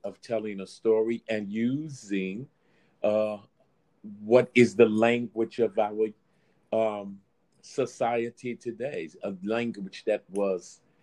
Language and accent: English; New York City, New York, United States; I was born in Brooklyn, New York, and raised in the theater during the Black Arts Movement